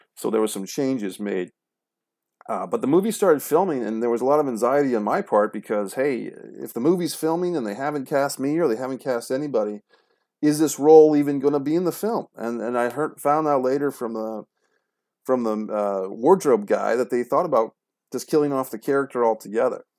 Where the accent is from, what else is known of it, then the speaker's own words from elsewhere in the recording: Rhode Island, United States; Rhode Island, my home state